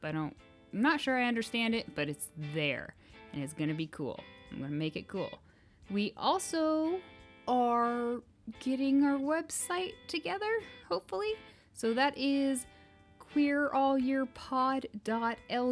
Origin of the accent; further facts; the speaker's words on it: Kansas, United States; we're from Kansas